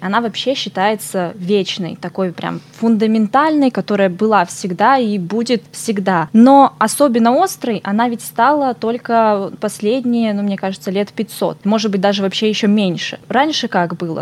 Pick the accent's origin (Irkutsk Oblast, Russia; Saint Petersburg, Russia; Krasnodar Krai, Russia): Irkutsk Oblast, Russia; Irkutsk; moved away as an adult; also born or lived in Far East (Russia); Сама сибирячка родилась и выросла в Иркутске